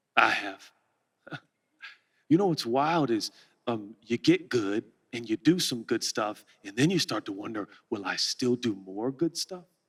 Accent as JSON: {"language": "English", "town": "Portland", "region": "Oregon", "country": "United States", "said": "I'm a kid from Portland, Oregon"}